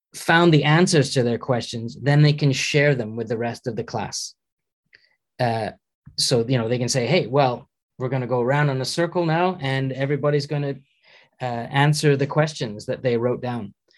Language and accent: English; Canada; moved away as an adult; also born or lived in United Kingdom / Edinburgh; now in Norway; I'm Canadian um, uh, originally